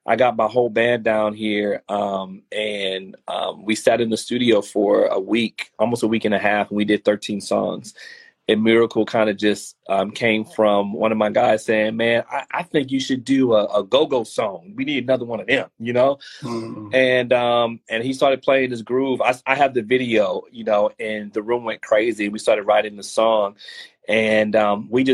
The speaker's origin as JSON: {"language": "English", "town": "New Orleans", "region": "Louisiana", "country": "United States", "tie": "born or raised there", "moved": "as an adult", "lives_now": "Houston, United States", "said": "I'm actually originally from New Orleans, but I've been in Houston long enough to kind of claim this set"}